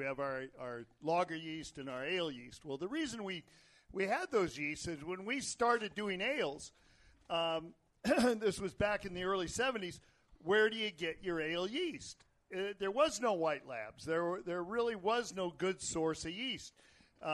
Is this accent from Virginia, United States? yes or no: no; Petaluma, California, United States; I'm from Petaluma. He's from Petaluma.